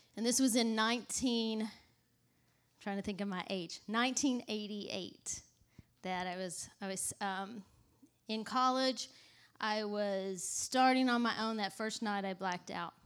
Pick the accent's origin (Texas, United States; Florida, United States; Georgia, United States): Texas, United States; moved away as an adult; now in New York, United States; I grew up in the South. I'm not from New York. I don't know if you could tell that or not, but I grew up in, in Texas